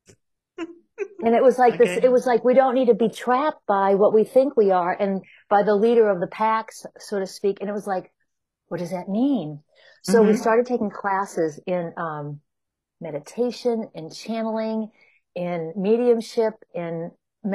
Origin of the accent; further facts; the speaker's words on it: New Hampshire, United States; moved away as an adult; also born or lived in Chicago; now in California, United States; I grew up in New Hampshire on the east coast of the U.S. in a small, very small town.